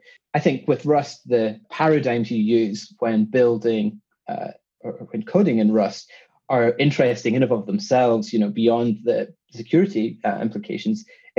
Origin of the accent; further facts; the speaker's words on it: Scotland, United Kingdom; accent: Scottish with London twang; now in London, United Kingdom; Well, I'm Scottish. I grew up in Scotland, but I've been living in London now for 10 plus years.